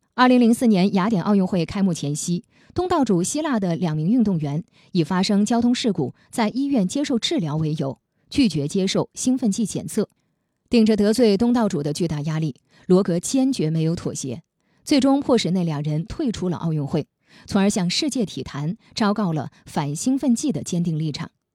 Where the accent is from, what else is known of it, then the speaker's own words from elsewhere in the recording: China; 我们中国人